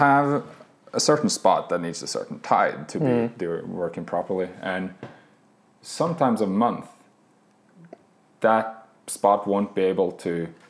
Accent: Oslo, Norway; moved away as an adult; also born or lived in Ericeira, Portugal; now in Lofoten, Norway; I drove from Oslo. My family, I'm born and raised in Oslo.

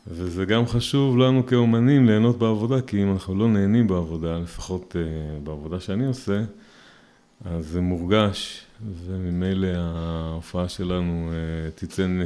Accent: Rehovot, Central District, Israel; also born or lived in Petah Tikva; now in Peduel; נולדתי בפתח תקווה, גרתי ברחובות, כיום אני גר בפדואל ונשוי, ברוך השם, יש לי חמישה ילדים.

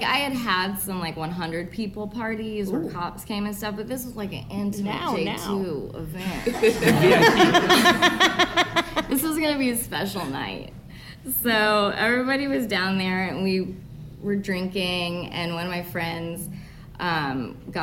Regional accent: Indianapolis, Indiana, United States; I'm from Indianapolis.

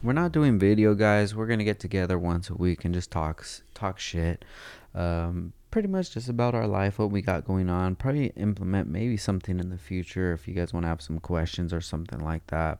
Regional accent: Oxnard, California, United States; I'm from Oxnard, dude. We just talk different out there

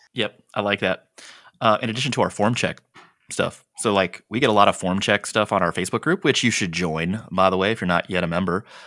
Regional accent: San Diego, California, United States; my hometown, like, where we're

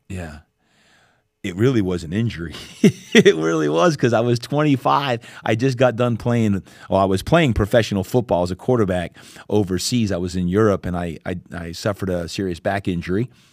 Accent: New Jersey, United States; now in San Diego, United States; I grew up back in New Jersey

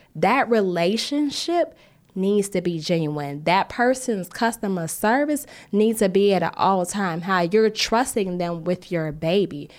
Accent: United States; us as American designers

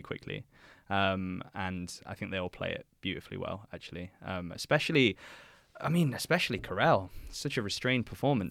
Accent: England, United Kingdom; being an Englishman myself

